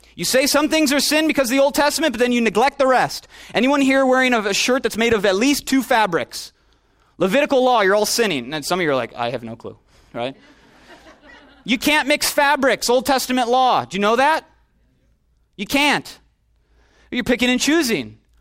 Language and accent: English; Minneapolis, Minnesota, United States; also born or lived in Chicago; I'm from Chicago. Went to high school in Minneapolis.